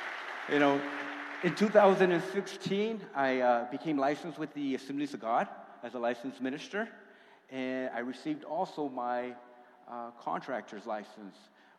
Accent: California, United States; when I came out here from California, it was a one-way ticket. I have no family. All my family's in California still to this day.

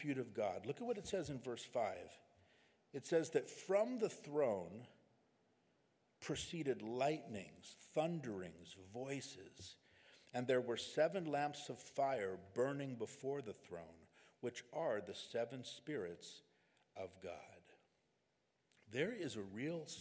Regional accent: California, United States; we're from California

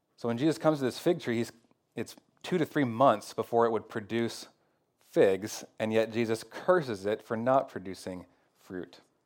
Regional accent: Northwest America, Pacific Northwest, United States; American Christians, especially maybe Northwest American Christians.

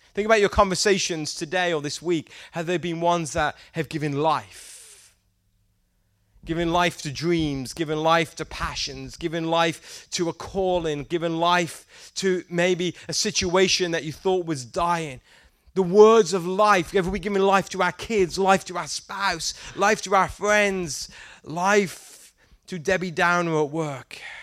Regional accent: England, United Kingdom; moved away; I'm from England and we don't eat very much Mexican food in England

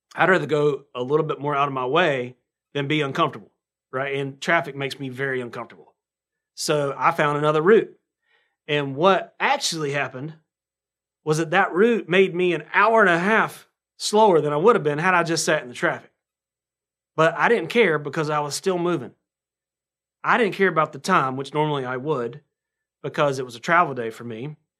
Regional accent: North Carolina, United States; accent: southern; I sound like a, um, like I'm from North Carolina, which I should

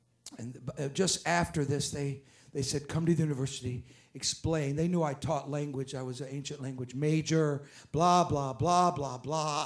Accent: France; I'm not speaking French, I'm French, but I'm not speaking French, and I'm speaking English

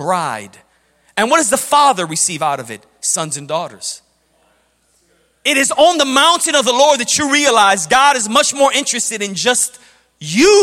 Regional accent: Chicago, Illinois, United States; I grew up in Chicago. When we were young kids growing up in Chicago in the 90s

